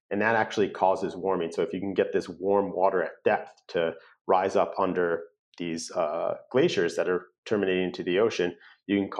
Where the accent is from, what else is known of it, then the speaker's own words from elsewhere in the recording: Connecticut, United States; now in California, United States; I'm from Connecticut